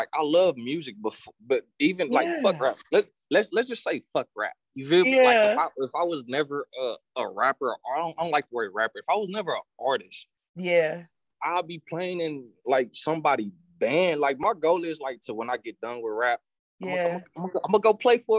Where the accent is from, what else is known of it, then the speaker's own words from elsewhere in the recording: Austin, Texas, United States; growing up in Austin